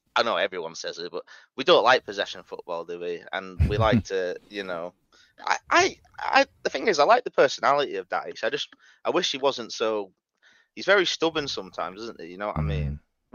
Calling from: North West England, United Kingdom; I live up in Cumbria, Lake District.

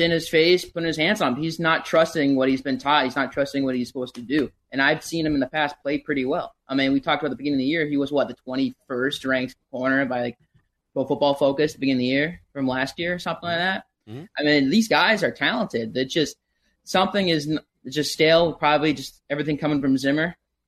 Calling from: St. Louis Park, Minnesota, United States; St. Louis Park today, boys.

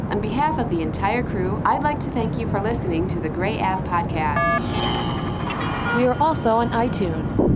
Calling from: Cape Town, Western Cape, South Africa; Yeah, I'm calling from Cape Town, South Africa.

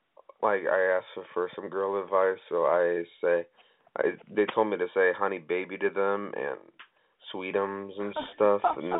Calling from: Oakland, California, United States; I'm calling from Oakland.

